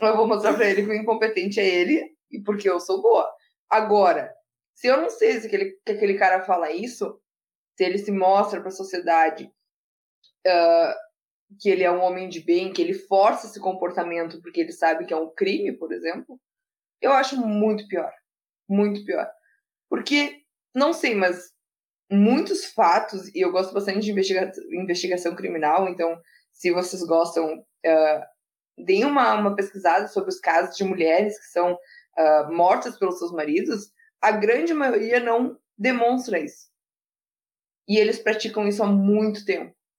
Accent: Rio Grande do Sul, Brazil; aqui no Rio Grande do Sul, que eu sou gaúcha

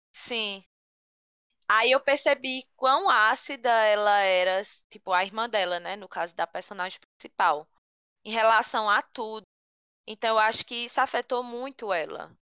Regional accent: Picuí, Paraíba, Brazil; que sou de Picuí também

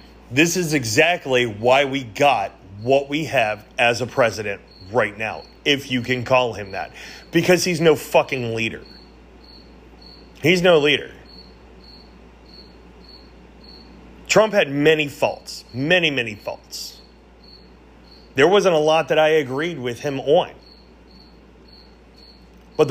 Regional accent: United States; we as Americans

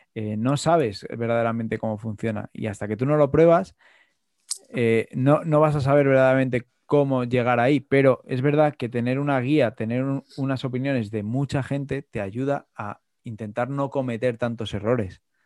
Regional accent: Madrid, Community of Madrid, Spain; yo, que soy de Madrid

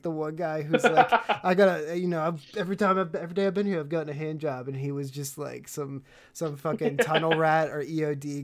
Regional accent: the South, United States; I'm from the South in America

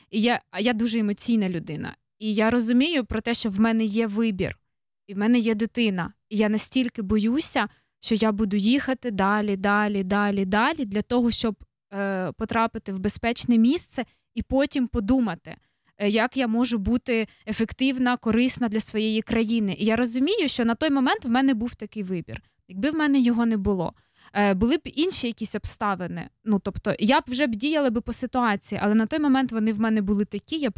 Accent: Ukraine; moved away; я виїхала з України в перший день, коли почалась війна.

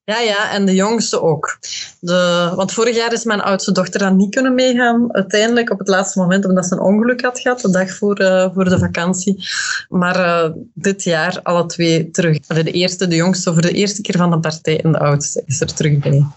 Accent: Westerlo, Flanders, Belgium; moved away as an adult; now in Brussels, Belgium; ik woon ondertussen 23 jaar in Brussel en ik ben afkomstig van Westerlo, uit, uit de Kempen

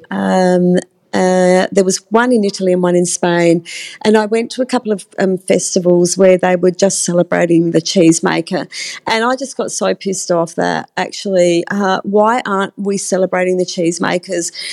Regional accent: Australia; just thinking up a cheese that I'm Australian, that I invented.

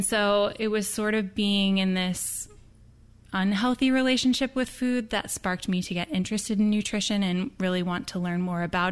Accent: Midwest, United States; I grew up in the Midwest

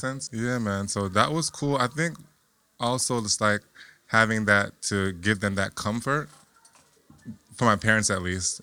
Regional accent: Lauderhill, Florida, United States; I'm originally from Florida. All right. From a little city called Lauderhill, Florida

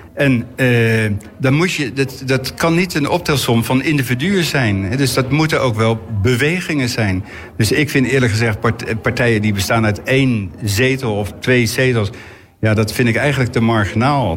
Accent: The Hague, South Holland, Netherlands; ik ben natuurlijk opgegroeid in de Schilderswijk

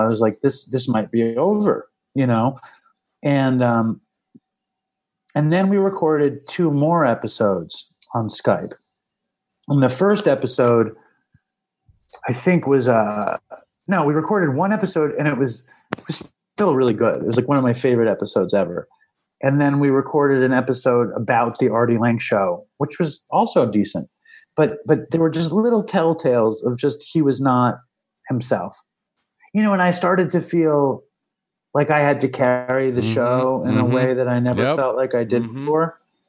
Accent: New York City, New York, United States; I grew up in Manhattan. I see where I grew up

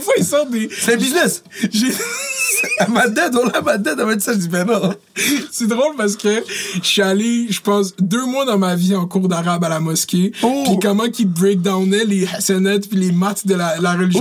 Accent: Montreal, Quebec, Canada; also born or lived in Laval; moi, j'ai grandi à Montréal

